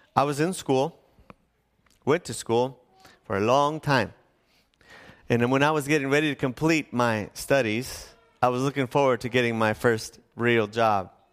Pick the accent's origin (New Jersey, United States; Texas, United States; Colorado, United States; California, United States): California, United States; National City; also born or lived in Needles, California; I grew up in National City